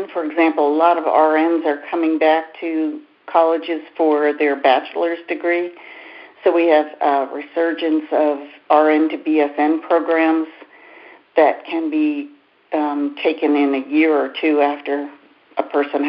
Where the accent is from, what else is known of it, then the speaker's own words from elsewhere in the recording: United States; I'm an American nurse